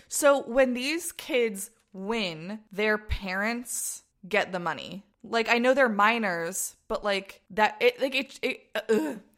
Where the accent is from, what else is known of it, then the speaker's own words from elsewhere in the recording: United States; when I was growing up in the States.